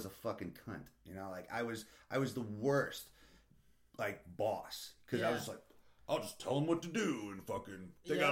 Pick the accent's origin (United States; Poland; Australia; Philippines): United States; St. Louis, Missouri; moved away as an adult; I grew up in St. Louis and I never moved